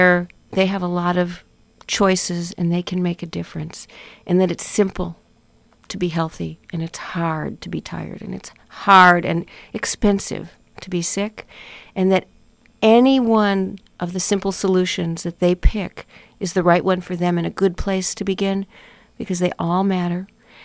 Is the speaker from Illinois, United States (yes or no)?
yes; Chicago, Illinois, United States; now in Malibu, United States; because I'm from Chicago. I grew up there.